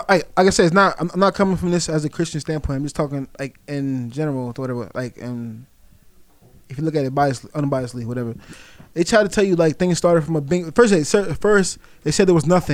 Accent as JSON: {"language": "English", "region": "Florida", "country": "United States", "tie": "born or raised there", "said": "I grew up in Florida"}